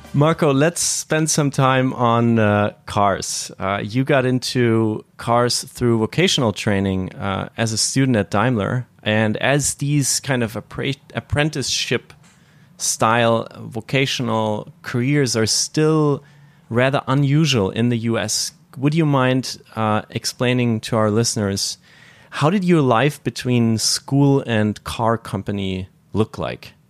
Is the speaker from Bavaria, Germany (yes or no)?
yes; northern Bavaria, Germany; I'm from the from Bavaria, from the northern part, which is Protestant and kind of more serious